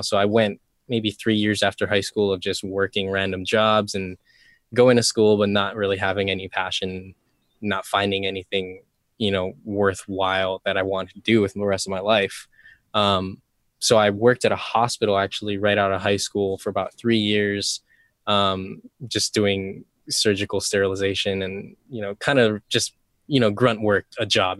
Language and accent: English; Molokai, Hawaii, United States; also born or lived in Oahu; I grew up on Molokai, which is, I mean, it's very, very tiny island here in Hawaii